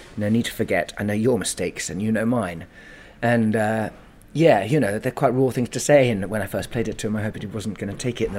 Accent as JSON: {"language": "English", "country": "United Kingdom", "said": "we're British men, ex-army, both of us"}